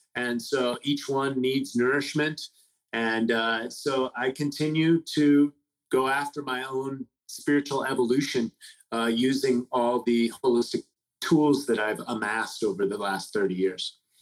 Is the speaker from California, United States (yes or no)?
yes; San Francisco, California, United States; I grew up in the Haight Ashbury in the 60s.